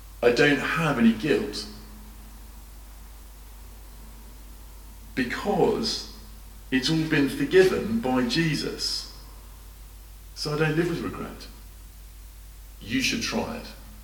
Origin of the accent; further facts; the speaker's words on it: United Kingdom; as a Brit